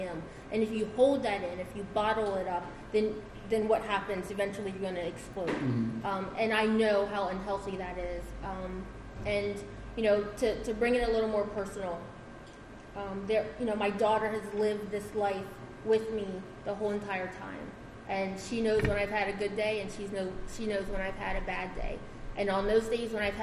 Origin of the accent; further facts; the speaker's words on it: Slower Lower, Delaware, United States; I'm a country bumpkin. I am from Slower Lower